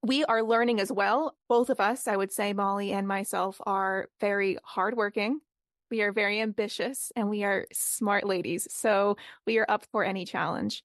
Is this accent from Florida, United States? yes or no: no; Boston, Massachusetts, United States; I am from Boston